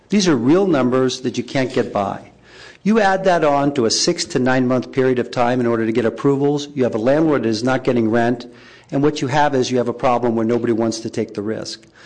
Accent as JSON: {"language": "English", "town": "San Francisco", "region": "California", "country": "United States", "tie": "born or raised there", "said": "I'm also a local San Franciscan born and raised in the Sunset District, and I'm now old enough to remember when there was five grocery stores within three blocks between 32nd and 28th Avenue."}